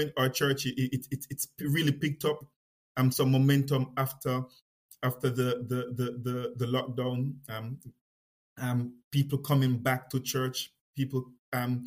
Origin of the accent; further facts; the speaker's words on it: Kingston, Jamaica; moved away; I was born in Kingston, Jamaica, and I was born in a lived in and around the city